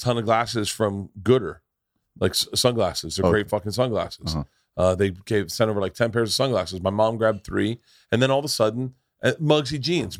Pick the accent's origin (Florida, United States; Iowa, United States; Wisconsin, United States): Florida, United States; Tampa; I grew up in Tampa.